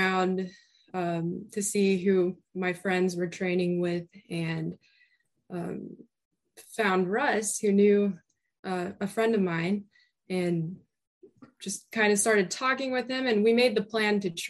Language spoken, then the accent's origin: English; Florida, United States; also born or lived in Utah; I am from Florida, but I'm back and forth between Utah and Florida a lot. I grew up here, though, in Florida